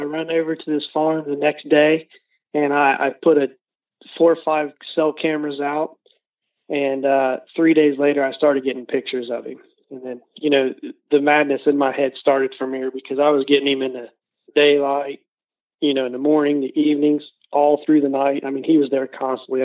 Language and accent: English; Southern Ohio, United States; we're from Southern Ohio